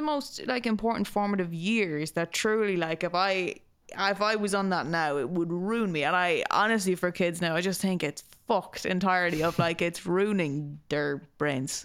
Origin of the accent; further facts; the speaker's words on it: Ireland; growing up in the country